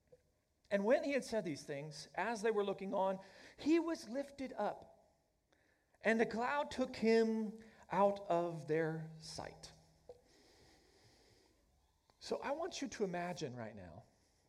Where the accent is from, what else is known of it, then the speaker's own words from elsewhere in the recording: Oklahoma, United States; moved away as an adult; I grew up in Oklahoma